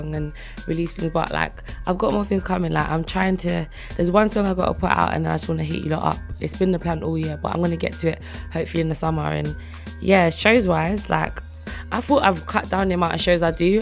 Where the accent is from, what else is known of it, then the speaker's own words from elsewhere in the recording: England, United Kingdom; accent: English; also born or lived in Delta State, Nigeria / Northern Uganda; now in London, United Kingdom; English accent. Yeah, I'm from the ends, but like, I'm African.